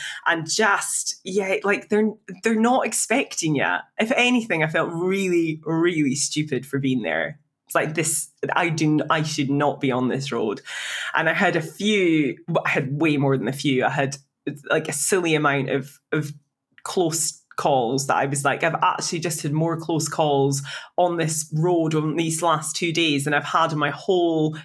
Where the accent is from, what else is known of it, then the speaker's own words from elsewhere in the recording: Scotland, United Kingdom; I'm from Scotland.